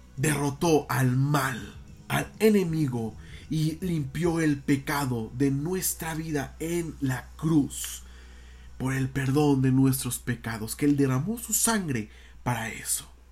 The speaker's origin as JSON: {"language": "Spanish", "country": "Mexico", "said": "como mexicanos"}